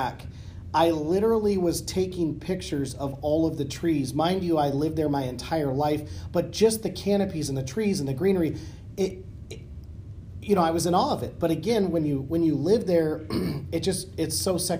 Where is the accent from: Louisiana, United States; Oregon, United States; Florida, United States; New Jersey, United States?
Oregon, United States; moved away; growing up in Oregon